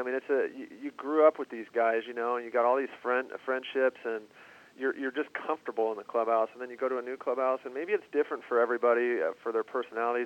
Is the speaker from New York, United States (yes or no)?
no; Southern California, United States; moved away as an adult; how I was brought up in Southern California